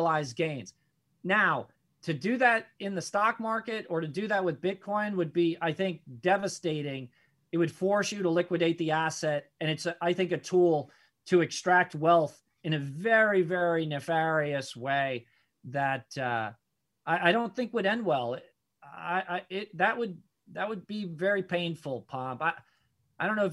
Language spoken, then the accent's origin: English; United States; I'm American.